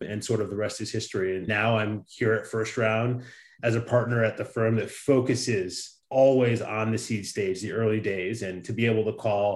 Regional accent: Chicago suburbs, Illinois, United States; now in San Francisco, United States; My parents are both from Nigeria, and we grew up in the Midwest in the Chicago suburb

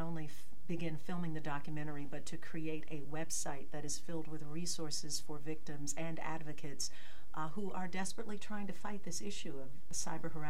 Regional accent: Detroit, Michigan, United States; born and raised in Detroit.

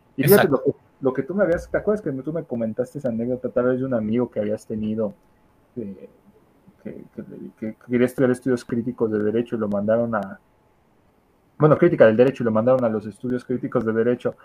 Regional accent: Mexico; nuestro país, en México

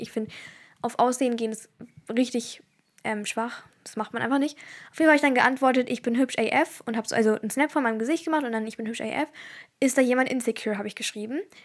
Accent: Turkey; ich bin Türkin

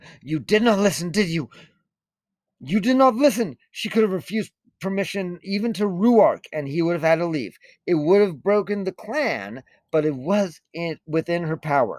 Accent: Utah, United States; growing up in Utah, I spent a lot of time in southern Utah

